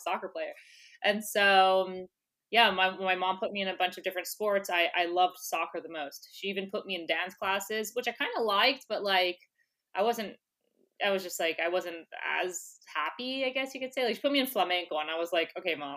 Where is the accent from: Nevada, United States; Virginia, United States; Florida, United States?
Florida, United States; West Palm Beach; first language English; now in New York City, United States; I was born and raised in West Palm Beach, Florida